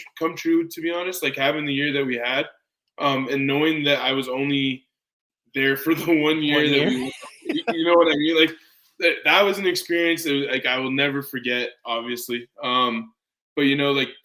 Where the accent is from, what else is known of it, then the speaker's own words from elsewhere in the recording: Calgary, Alberta, Canada; growing up in Calgary